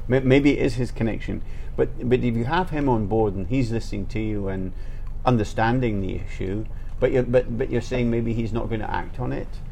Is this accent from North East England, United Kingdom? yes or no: no; Scotland, United Kingdom; I'm from Scotland